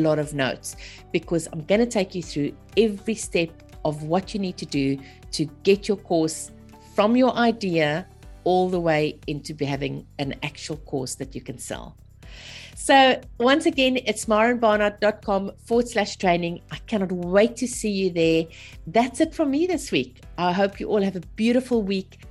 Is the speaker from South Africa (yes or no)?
yes; South Africa; moved away as an adult; also born or lived in Zimbabwe / Australia; now in Australia and South Africa; I'm actually South African born and bred, married to a Zimbabwean